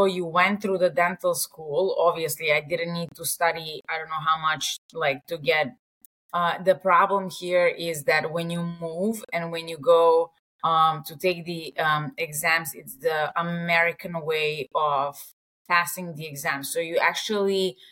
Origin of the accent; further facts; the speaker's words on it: Serbia; English is a second language; moved away as an adult; now in New York, United States; I was born and raised in Serbia